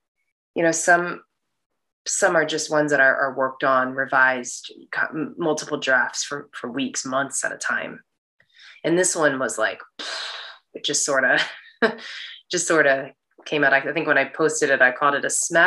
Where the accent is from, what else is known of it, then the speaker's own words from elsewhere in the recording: United States; when I go back to China, I'm looked at as a foreigner. It's like very obvious that I'm American.